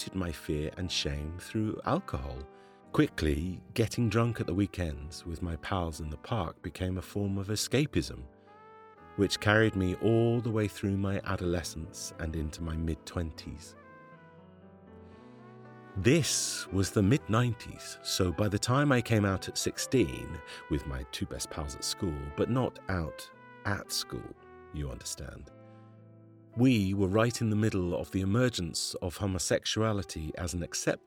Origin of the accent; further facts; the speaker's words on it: Glasgow, Scotland, United Kingdom; I grew up in Glasgow in a working class family